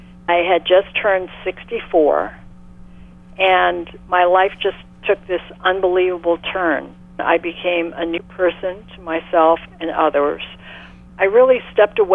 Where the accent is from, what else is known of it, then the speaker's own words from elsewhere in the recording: San Francisco, California, United States; now in New York City, United States; I'm born and raised in San Francisco